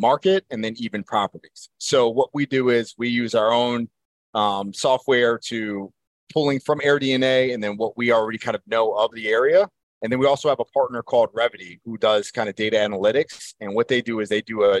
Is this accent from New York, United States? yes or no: no; Baltimore, Maryland, United States; I'm from Baltimore.